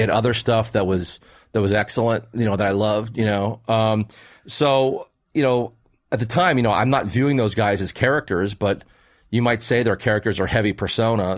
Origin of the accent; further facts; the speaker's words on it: Maryland, United States; I grew up, where I grew up in Maryland